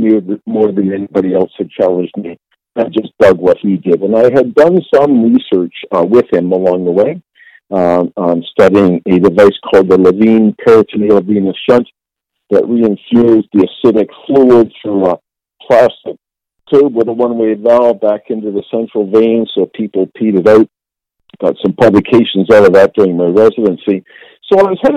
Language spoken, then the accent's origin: English; Toronto, Ontario, Canada; So I'm a Toronto guy. I was born here in Toronto, did public school education